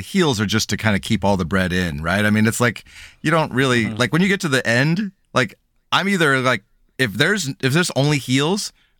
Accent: Santa Cruz, California, United States; You know, we grew up in Santa Cruz.

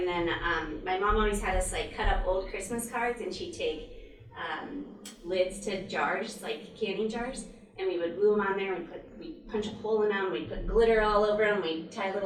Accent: Spearfish, South Dakota, United States; I grew up in Spearfish from like six years old till 23 or something

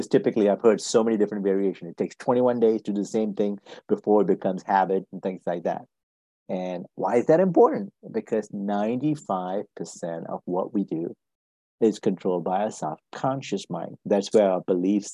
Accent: Malaysia; moved away as an adult; now in United States; I'm originally from Malaysia. I came to this country back in 1985 to go to school and work myself

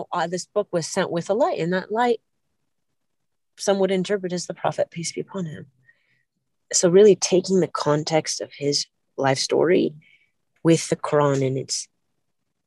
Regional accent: California, United States; I'm from California

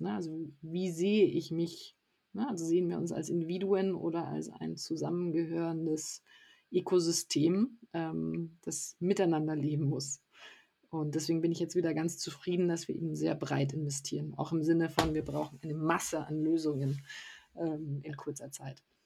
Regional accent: south of Munich, Bavaria, Germany; Ich bin südlich von München in der Natur aufgewachsen

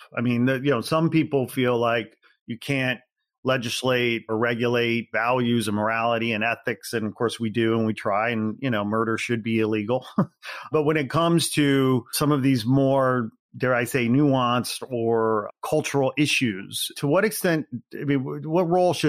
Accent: Midwest, United States; And as we've already said, we're from the Midwest. My parents live in Northwest Indiana. I had traveled back to Chicago. I come back home often.

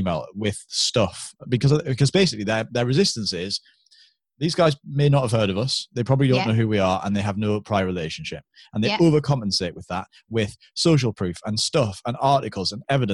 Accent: United Kingdom; because we're British

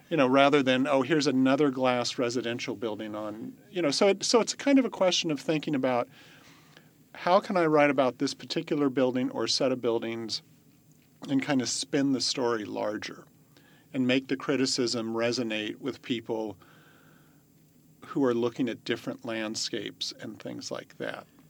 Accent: Walnut Creek, California, United States; I grew up in Walnut Creek

